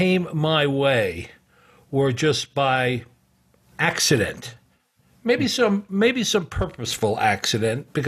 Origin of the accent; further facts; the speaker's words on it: New York City, New York, United States; moved away as an adult; also born or lived in Ohio / Moscow, Russia; from being born in Bronx Hospital in New York City. But I grew up in New York